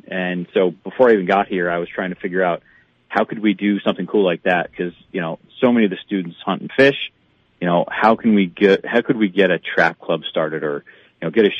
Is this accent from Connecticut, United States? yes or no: yes; Connecticut, United States; now in Bemidji, United States; I came from Connecticut where, you know, where they don't necessarily have the same outlook on hunting and fishing and stuff like that.